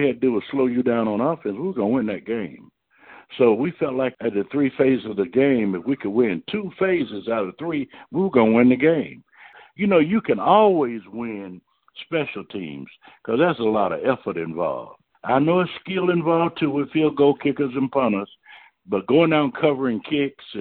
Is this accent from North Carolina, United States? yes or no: yes; Durham, North Carolina, United States; my mother worked in the cafeteria at Duke University when I grew up in Durham.